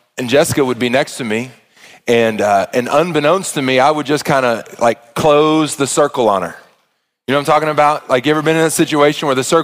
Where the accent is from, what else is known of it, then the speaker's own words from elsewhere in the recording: Arkansas, United States; I was a single child growing up in Arkansas